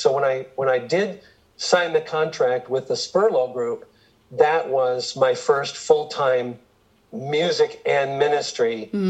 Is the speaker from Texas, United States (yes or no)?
no; Michigan, United States; born there; I was born on the Air Force Base outside of Detroit.